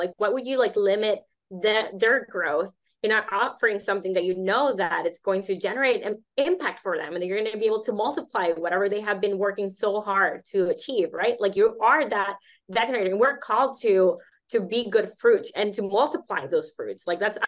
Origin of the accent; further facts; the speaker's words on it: Nicaragua; also born or lived in United States; I come from Nicaragua